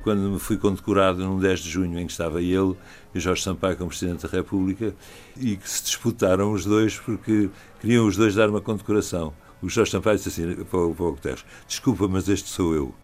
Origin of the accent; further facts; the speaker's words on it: Madrid, Community of Madrid, Spain; Nasci em Madrid e sinto uma ligação à Espanha